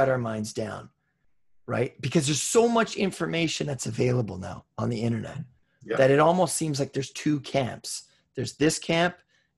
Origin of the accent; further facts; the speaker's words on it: Cloverdale, British Columbia, Canada; we grew up in Cloverdale